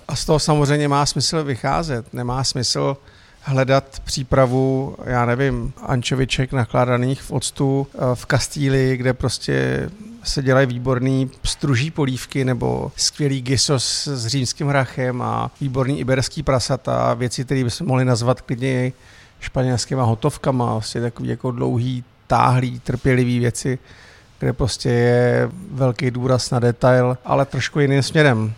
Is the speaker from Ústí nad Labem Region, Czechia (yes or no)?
no; Mariánské Lázně, Karlovy Vary Region, Czechia; moved away as an adult; now in Prague, Czech Republic; jsem Čech, který pochází z Mariánek